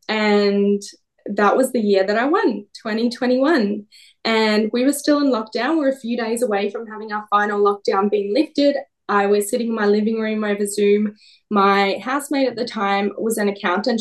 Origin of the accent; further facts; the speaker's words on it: Perth, Western Australia, Australia; moved away as an adult; also born or lived in Russia; now in Melbourne, Australia; I'm Russian born, Perth bred, and Melbourne based.